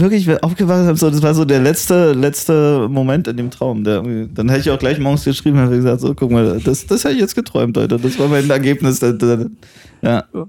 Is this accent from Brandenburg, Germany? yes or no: yes; Potsdam, Brandenburg, Germany; ich bin ein bisschen stolz auf meine Heimatstadt